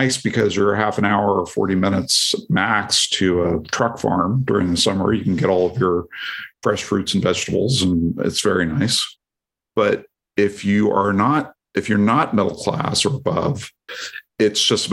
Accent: Portland, Oregon, United States; I come from the Portland, Oregon area

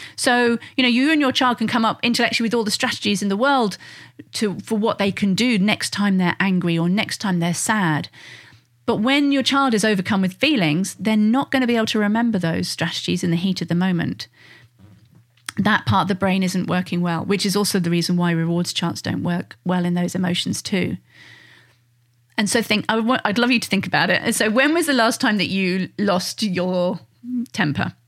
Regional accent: United Kingdom; being British

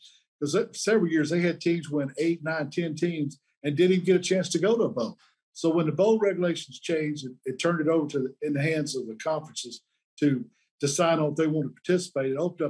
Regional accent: Montgomery, Alabama, United States; when I tell people I'm from Montgomery, Alabama

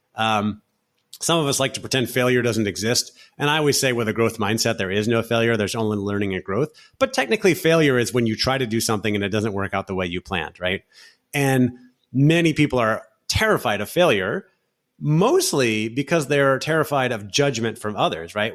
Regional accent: Orlando, Florida, United States; moved away as an adult; also born or lived in San Francisco; now in Barcelona, Spain; I grew up in Central Florida, in Orlando, Florida

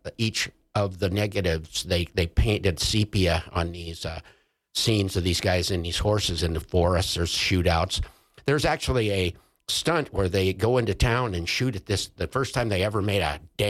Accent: Jackson, Wyoming, United States; in my hometown of Jackson

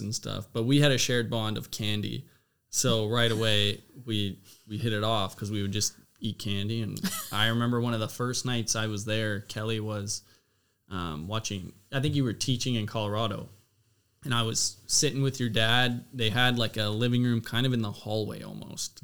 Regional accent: Abbotsford, British Columbia, Canada; moved away; also born or lived in Louisiana; I was from Abbotsford

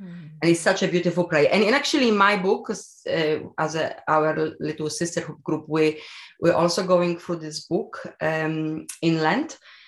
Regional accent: Poland; English is a second language; I am from Poland, yes.

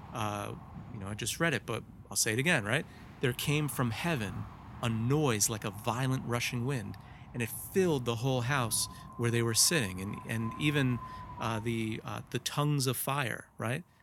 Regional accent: New Jersey, United States; I was, I was born and raised in Jersey

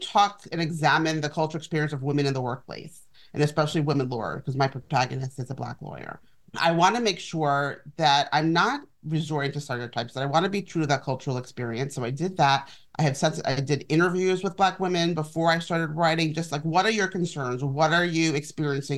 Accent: New York City, New York, United States; I grew up in Manhattan

